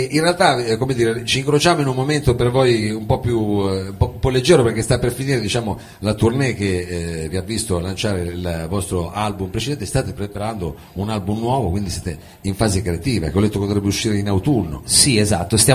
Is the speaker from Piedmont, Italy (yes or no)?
yes; Biella, Piedmont, Italy; veniamo da Biella